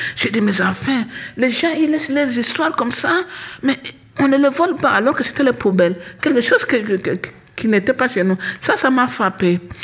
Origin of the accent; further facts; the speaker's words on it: Kinshasa, DR Congo; also born or lived in Fatondou; now in Belgium; papa a trouvé du travail à Kinshasa, papa est venu nous chercher à Fatondou.